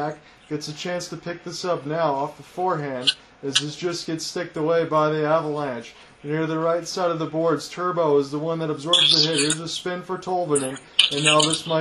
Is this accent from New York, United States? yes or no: no; Detroit, Michigan, United States; I'm just from Detroit, Michigan